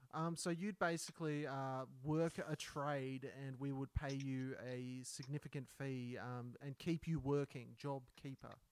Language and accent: English; Australia; I'm the Australian Kevin Hart